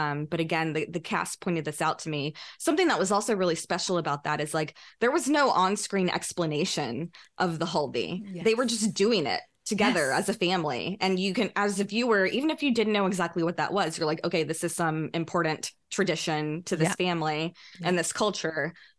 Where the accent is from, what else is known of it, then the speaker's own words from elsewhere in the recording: North India, India; I mean, you can see me right now. I'm North Indian. I'm definitely a lighter skinned Indian.